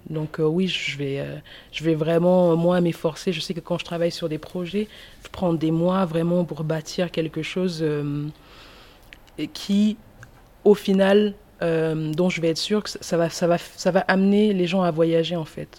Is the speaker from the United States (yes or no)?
no; Toulouse, Occitania, France; also born or lived in Cameroon; en tant que Toulousaine